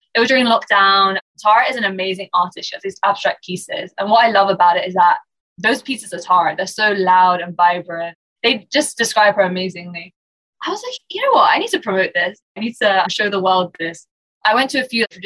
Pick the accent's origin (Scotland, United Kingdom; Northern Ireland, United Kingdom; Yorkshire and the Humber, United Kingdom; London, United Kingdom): London, United Kingdom; I'm born and raised in London, UK. I'm Iranian, but born here and lived here, went to school here, university, and haven't ventured much further away.